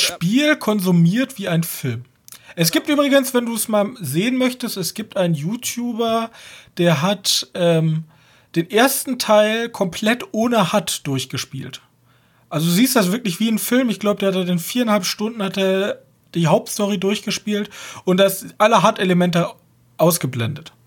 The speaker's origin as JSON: {"language": "German", "country": "Germany", "said": "als Deutscher"}